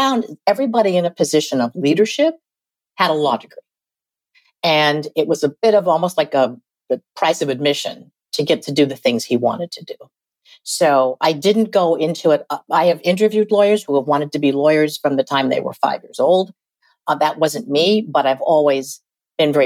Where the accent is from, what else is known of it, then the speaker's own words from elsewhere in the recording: Oregon, United States; moved away as an adult; also born or lived in Washington, D.C.; I could eventually go back to my home state, Oregon